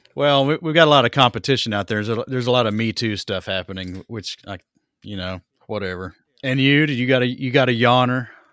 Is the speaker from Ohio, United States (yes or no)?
no; East Tennessee, United States; I'm from East Tennessee